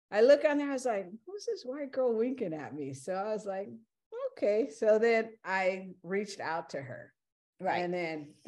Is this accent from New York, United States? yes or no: no; California, United States; you know, and me, I'm from California, so that ain't far. That ain't nothing.